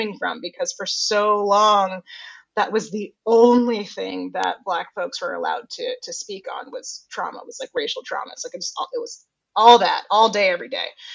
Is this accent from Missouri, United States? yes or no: no; Johnstown, Pennsylvania, United States; born or raised there; now in New York, United States